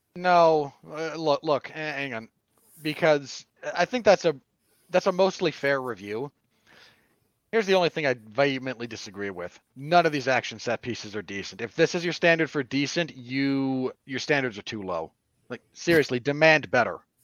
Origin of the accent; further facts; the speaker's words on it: Salt Lake City, Utah, United States; my home state of Salt Lake City.